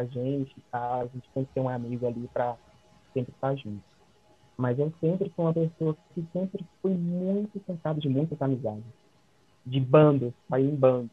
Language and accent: Portuguese; Brazil; nós, como brasileiros